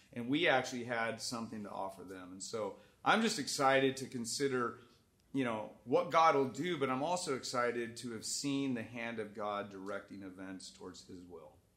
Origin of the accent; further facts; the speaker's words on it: Dallas, Texas, United States; he asked me where I was from. I said, Dallas